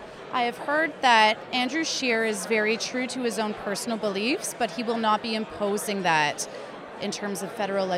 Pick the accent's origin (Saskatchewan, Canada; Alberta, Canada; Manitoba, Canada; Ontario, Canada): Ontario, Canada; Toronto; I'm from Toronto, Ontario.